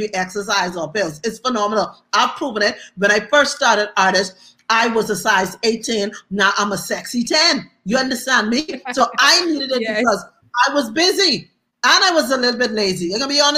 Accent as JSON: {"language": "English", "country": "Bahamas", "also_born_or_lived": "Atlanta", "moved": "yes", "said": "I was from the Bahamas"}